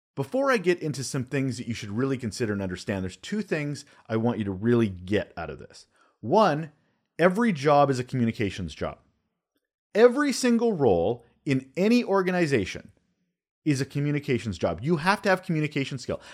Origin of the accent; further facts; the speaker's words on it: Canada; also born or lived in Vancouver Island, British Columbia; I'm a Canadian.